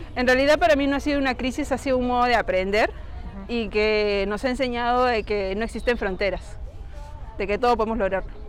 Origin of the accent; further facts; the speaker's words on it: Iquitos, Loreto, Peru; now in Lima, Peru; yo soy de Iquitos.